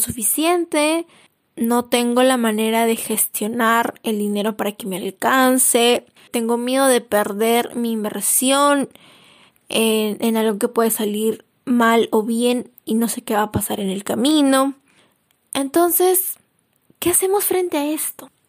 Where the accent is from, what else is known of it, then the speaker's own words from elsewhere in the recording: Peru; soy de Perú